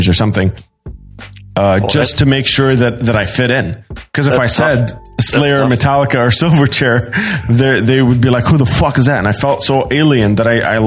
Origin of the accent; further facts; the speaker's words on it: Sydney, New South Wales, Australia; moved away; also born or lived in Doha, Qatar; I grew up in Sydney, Australia, and then I moved directly to Doha, Qatar